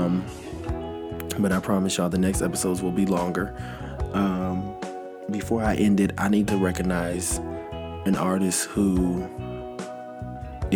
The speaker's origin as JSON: {"language": "English", "town": "Los Angeles", "region": "California", "country": "United States", "tie": "born or raised there", "said": "South Central LA, y'all, LA, my hometown"}